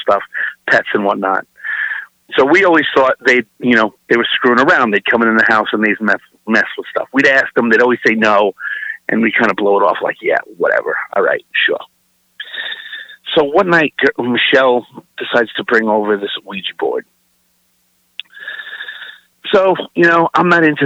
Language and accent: English; New York City, New York, United States; I'm originally from Brooklyn, New York.